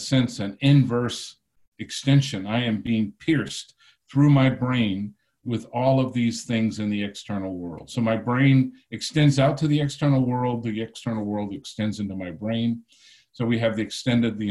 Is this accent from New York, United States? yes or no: no; Texas, United States; growing up in Texas.